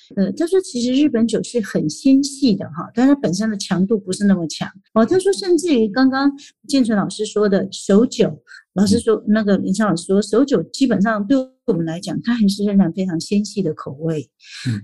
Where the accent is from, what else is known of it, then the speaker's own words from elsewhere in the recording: Taiwan; 我们台湾人